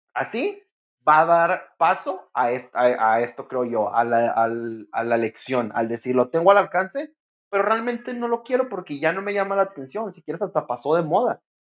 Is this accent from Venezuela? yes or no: no; Mexico; como sociedad mexicana